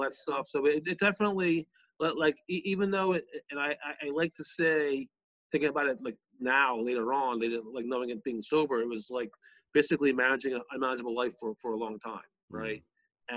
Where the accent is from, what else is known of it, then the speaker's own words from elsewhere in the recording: Bucks County, outside Philadelphia, Pennsylvania, United States; I grew up outside of Philly in, in Bucks County